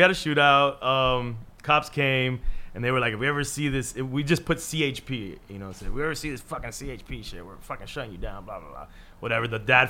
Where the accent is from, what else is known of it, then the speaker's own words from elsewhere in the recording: Miami, Florida, United States; if you're in my hometown, if you're in Miami